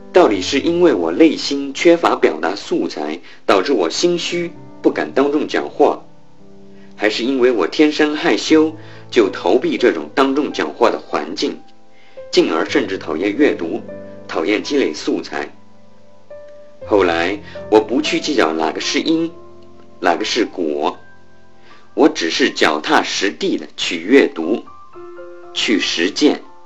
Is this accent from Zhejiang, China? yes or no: no; Liuyang, Hunan, China; now in Beijing, China; 我来自湖南浏阳，现在在北京华联集团旗下的一家物业管理公司从事财务工作